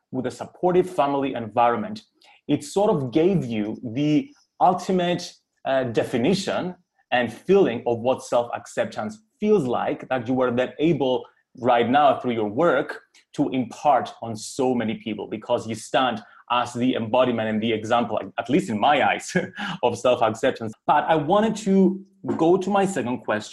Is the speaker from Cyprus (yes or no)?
yes; Cyprus; I grew up in Cyprus, which is a very small community. It's an island in the Mediterranean.